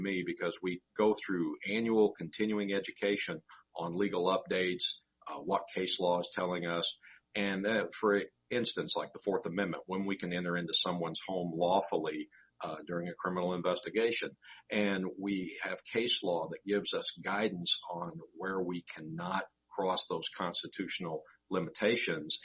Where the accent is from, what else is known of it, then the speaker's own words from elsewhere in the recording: Southern Illinois, United States; I grew up in Southern Illinois, spent most of my life there